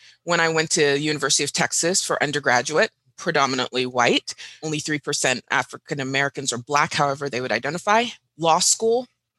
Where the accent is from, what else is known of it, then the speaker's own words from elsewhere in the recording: Dubai, United Arab Emirates; also born or lived in Doha, Qatar / Riyadh, Saudi Arabia; Fun fact, Jim, I grew up in the Middle East. So I grew up in Dubai and in Doha, Qatar, Riyadh, Saudi Arabia.